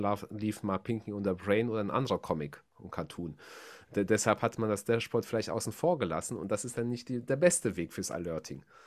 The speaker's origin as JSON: {"language": "German", "country": "Germany", "said": "Bei uns in Deutschland"}